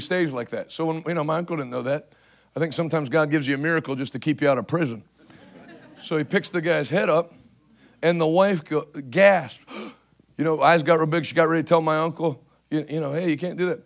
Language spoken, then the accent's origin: English; Houston, Pennsylvania, United States; The church I grew up in Houston, Pennsylvania